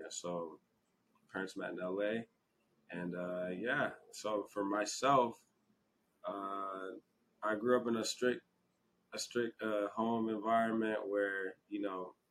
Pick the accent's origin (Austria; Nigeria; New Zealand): Nigeria; as a Nigerian, I feel like that's that's what like most parents tell their kids they got